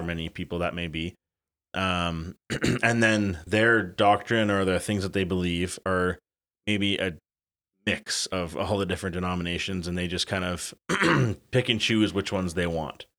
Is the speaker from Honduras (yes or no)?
no; Elmira, Ontario, Canada; growing up in Elmira